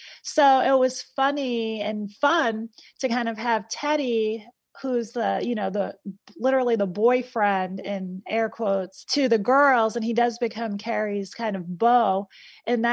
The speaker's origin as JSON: {"language": "English", "area": "Essex County", "region": "New Jersey", "country": "United States", "said": "I am from New Jersey, and I am now writing a piece that relies on the history of where I live and where I'm from in Essex County, New Jersey."}